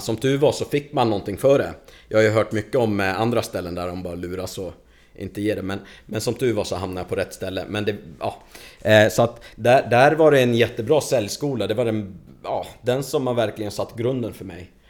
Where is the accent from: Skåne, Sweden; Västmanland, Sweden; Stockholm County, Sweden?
Stockholm County, Sweden; Stockholm; also born or lived in Lebanon / Hofors; now in Falun, Sweden; där jag växte upp, i Stockholm, i förorten.